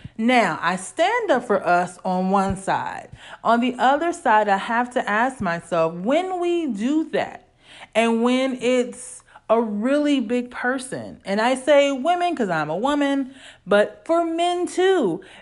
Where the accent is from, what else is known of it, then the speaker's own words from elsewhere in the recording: Illinois, United States; growing up in Illinois